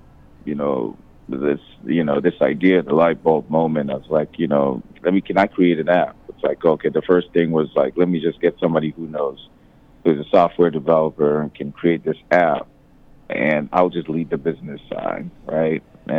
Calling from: Tanzania; And what brings me out here right now is I'm calling literally from Tanzania.

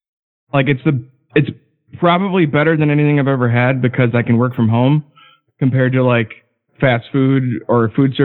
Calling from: Madison, Wisconsin, United States; I'm from Madison, longtime listener, kind of a lurker.

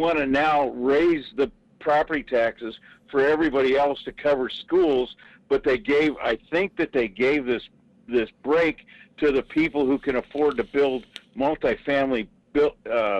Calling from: Fairbanks, Alaska, United States; Hi, Michael. … the guy from Fairbanks.

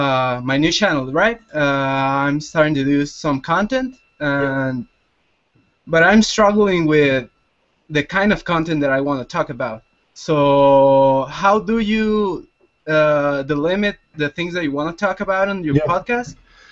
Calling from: Tijuana, Baja California, Mexico; I'm coming from what Krusty the Clown refers to as the funniest place on earth. I'm coming from Tijuana, Mexico.

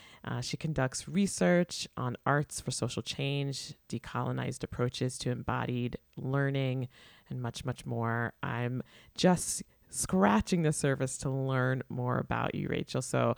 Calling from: Brooklyn, New York, United States; I am joining from the Stolen Lands Water and Air, stewarded by the Munsee, Lenape, and Canarsie Nations in what is currently known as Brooklyn, New York

